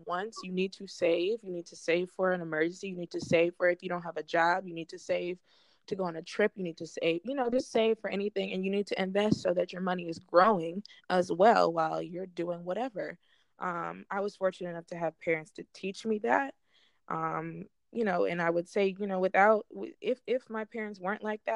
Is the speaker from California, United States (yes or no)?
no; Southfield, Michigan, United States; I'm from Southfield